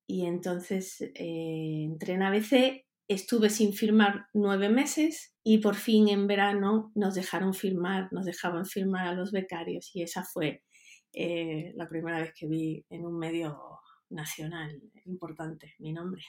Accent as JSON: {"language": "Spanish", "town": "Huelva", "region": "Andalusia", "country": "Spain", "also_born_or_lived": "Mexico", "moved": "as an adult", "said": "yo soy de Huelva, de Andalucía"}